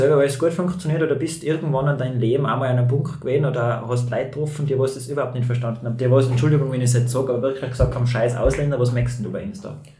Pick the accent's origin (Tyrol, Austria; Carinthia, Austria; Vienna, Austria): Tyrol, Austria; accent: Tiroler Dialekt; ich rede genauso meinen Tiroler Dialekt